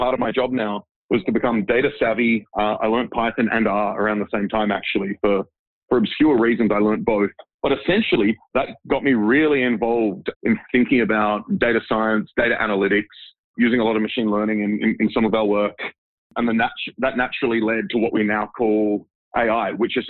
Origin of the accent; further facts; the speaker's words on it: Sydney, New South Wales, Australia; moved away as an adult; also born or lived in Dresden, Germany; I grew up in Sydney.